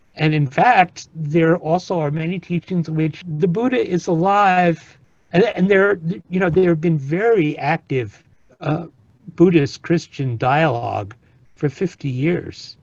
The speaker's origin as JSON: {"language": "English", "region": "East Coast around New York", "country": "United States", "tie": "born or raised there", "moved": "yes", "lives_now": "California, United States", "said": "I grew up on the East Coast around New York"}